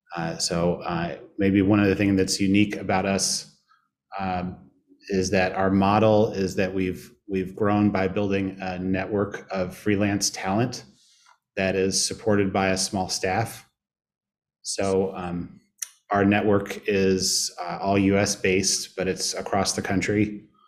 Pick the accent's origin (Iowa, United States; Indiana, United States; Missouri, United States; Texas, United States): Indiana, United States; Indianapolis; moved away as an adult; also born or lived in Chicago; now in St. Louis, United States; I grew up in Indianapolis